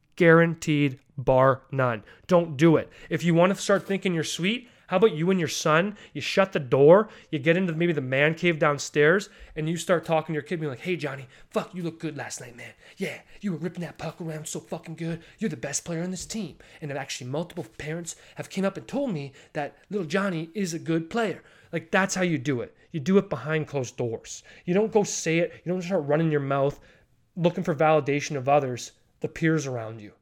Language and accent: English; Canada; being Canadian